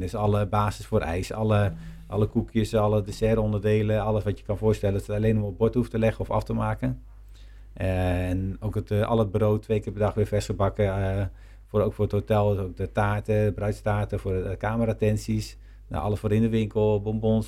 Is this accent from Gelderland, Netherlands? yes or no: yes; Nijkerk, Gelderland, Netherlands; Ik ben chocolatier en ik kom uit Nijkerk